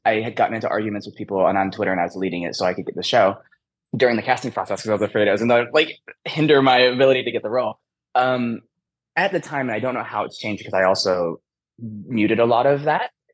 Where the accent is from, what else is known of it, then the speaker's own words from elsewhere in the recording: Michigan, United States; I grew up in Michigan